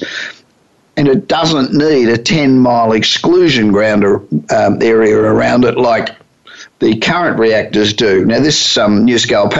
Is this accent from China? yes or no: no; Australia; moved away as an adult; also born or lived in United States; now in Hollywood, United States; I've been living in the United States for nearly 35 years, but I'm originally Australian